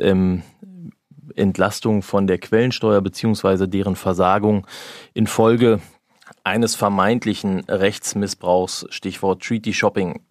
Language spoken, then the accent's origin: German; Berlin, Germany; also born or lived in Frankfurt (Oder); ich bin Berliner